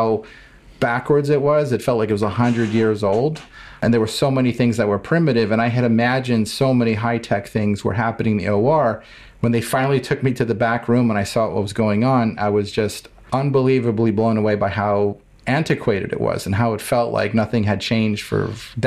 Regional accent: Cleveland, Ohio, United States; I grew up in Cleveland, Ohio

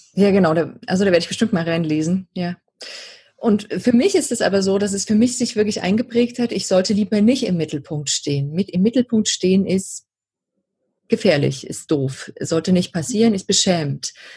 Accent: Saxony, Germany; accent: Saxon; now in Bavaria, Germany; ich bin die Hälfte meiner Kindheit in der DDR aufgewachsen

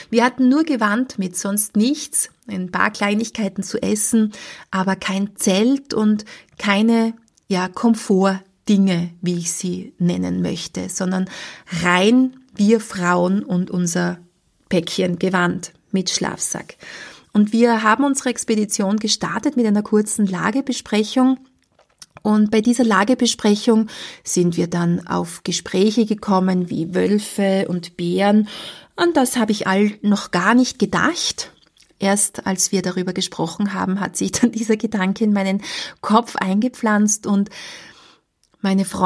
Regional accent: Austria; ich bin in Österreich zu Hause. Das sind ganz normale Höhen bei uns in Österreich

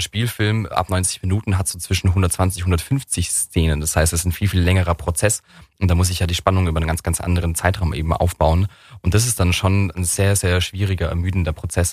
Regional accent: Weihungszell, Baden-Württemberg, Germany; Ich bin in Werbungszelle aufgewachsen. Das ist so ein 250 Einwohnerdorf.

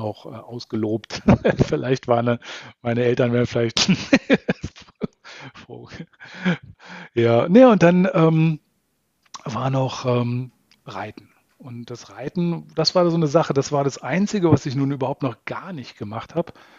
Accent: Salzgitter, Lower Saxony, Germany; moved away as an adult; also born or lived in Braunschweig / Berlin / Baden-Württemberg; ich bin äh, aus Norddeutschland, ich bin äh, Niedersachse, äh, bin in Salzgitter ähm, geboren und aufgewachsen

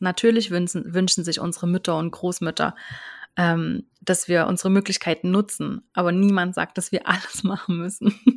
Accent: near Chemnitz, Saxony, Germany; moved away as an adult; now in Switzerland; ich lebe in der Schweiz, bin aber ursprünglich aus Deutschland, bin ursprünglich aus der Nähe von Chemnitz und bin aber jetzt schon seit zwölf Jahren in der Schweiz

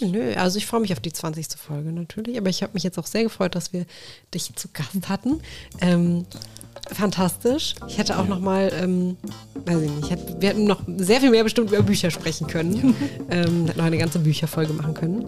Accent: Königstädten, Hesse, Germany; ich bin in Königstetten ja aufgewachsen

